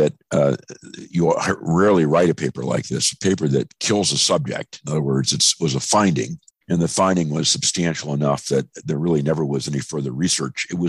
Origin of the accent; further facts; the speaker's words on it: National City, California, United States; moved away; also born or lived in San Francisco / North Dakota; I was born in San Francisco, but I grew up in National City, California, which is just south of San Diego